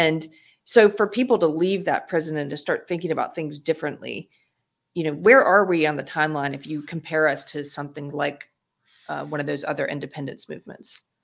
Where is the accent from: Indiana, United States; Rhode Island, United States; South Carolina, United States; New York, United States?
South Carolina, United States; also born or lived in California; now in Texas, United States; I'm originally from South Carolina, but I came here via California